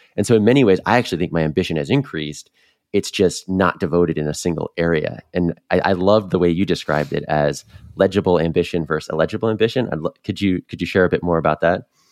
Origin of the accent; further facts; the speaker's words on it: Northeast, United States; moved away as an adult; also born or lived in North Carolina / Boston; I grew up in the Northeast like you, started my career in there